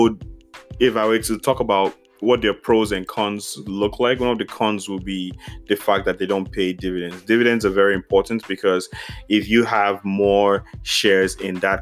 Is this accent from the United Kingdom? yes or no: no; Nigeria; As a Nigerian